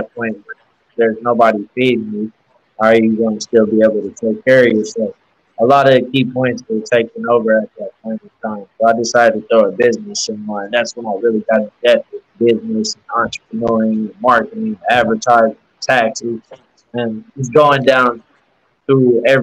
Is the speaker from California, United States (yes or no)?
no; Norman, Oklahoma, United States; now in Oklahoma City, United States; I was born and raised in Norman. I currently live in Oklahoma City.